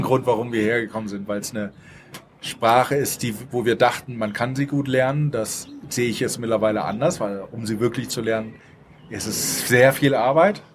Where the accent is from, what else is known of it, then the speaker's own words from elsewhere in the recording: Northern Germany, Germany; now in Mexico City, Mexico; verstehe ich das als Norddeutscher